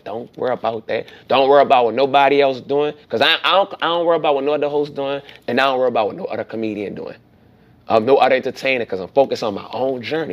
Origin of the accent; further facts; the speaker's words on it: New Orleans, Louisiana, United States; me growing up in New Orleans as a child, it was it was fun